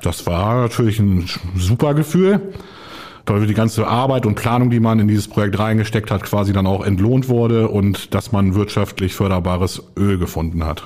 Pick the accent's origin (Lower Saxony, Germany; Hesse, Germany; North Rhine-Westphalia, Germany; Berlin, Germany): Lower Saxony, Germany; Celle; moved away as an adult; Ich komme ursprünglich aus der Region Celle bei Hannover, habe dort 2007 mein Abitur gemacht